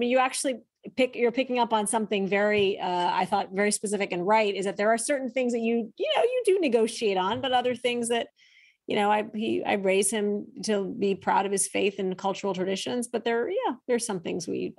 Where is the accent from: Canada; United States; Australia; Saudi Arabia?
Saudi Arabia; Even though I grew up in Saudi Arabia, the one identity my parents, our primary identity, was to be an American.